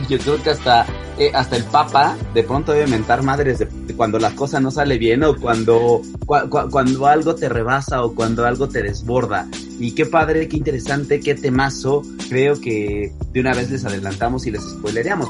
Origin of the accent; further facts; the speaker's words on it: Mexico City, Mexico; yo soy chilango, mis papás son chilangos